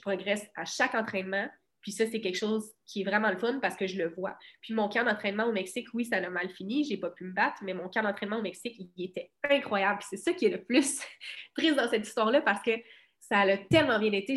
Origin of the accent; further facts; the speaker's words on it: Cabano, Quebec, Canada; moved away as an adult; also born or lived in Rivière-du-Loup; je viens de Cabano